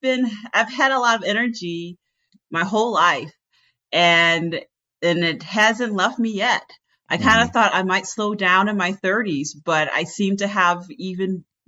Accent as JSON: {"language": "English", "region": "Tennessee", "country": "United States", "tie": "born or raised there", "also_born_or_lived": "North Carolina", "said": "my mom, we moved from North Carolina to Tennessee because she became a graduate student. She got a PhD in neuroscience, and we lived in dorms, actually, for adults who had families."}